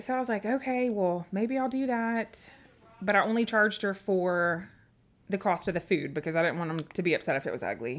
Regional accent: Memphis, Tennessee, United States; also born or lived in Humboldt, Tennessee / Dickson, Tennessee; we moved when I was ten to Memphis, Tennessee

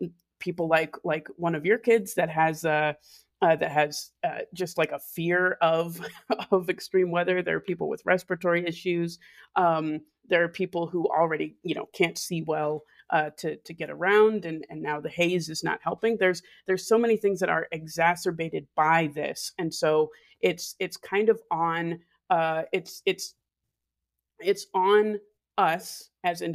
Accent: Fairbanks, Alaska, United States; I was born and raised in Fairbanks, Alaska.

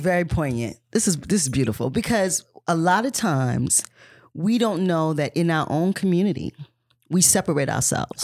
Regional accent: South Carolina, United States; I grew up in South Carolina

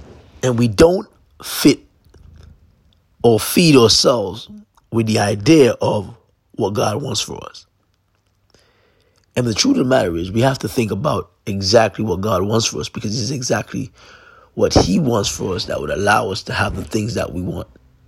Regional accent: London, United Kingdom; Went through a very difficult time growing up in London, trying to fit in when I was supposed to meant to stand out.

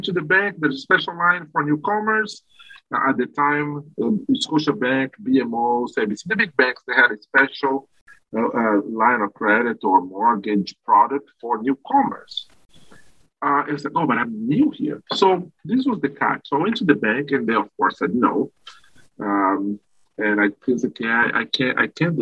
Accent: Brazil; moved away as an adult; now in Canada; I am originally from Brazil, moved to Canada in 2010

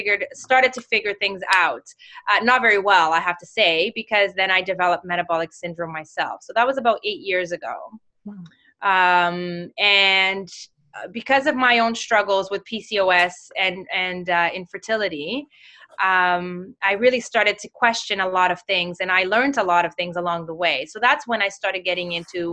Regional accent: Mozambique; moved away; also born or lived in Toronto; I'm from Mozambique

